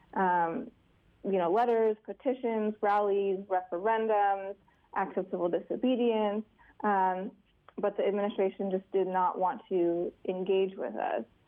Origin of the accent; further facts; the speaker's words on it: Alaska, United States; I'm from Alaska